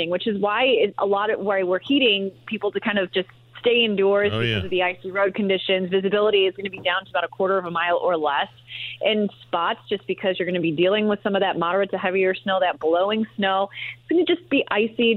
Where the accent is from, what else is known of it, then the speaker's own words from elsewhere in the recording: Chicago, Illinois, United States; now in Indiana, United States; I'm actually from Chicago